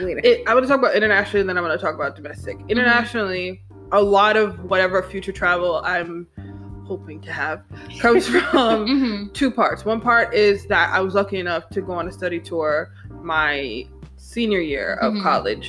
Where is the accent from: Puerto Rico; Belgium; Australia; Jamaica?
Jamaica; because I'm from Jamaica